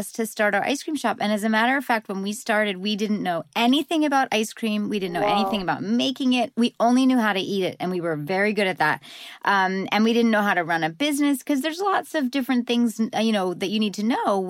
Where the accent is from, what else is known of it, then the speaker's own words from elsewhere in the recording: New England, United States; And I'm from New England, where they eat lots and lots of ice cream.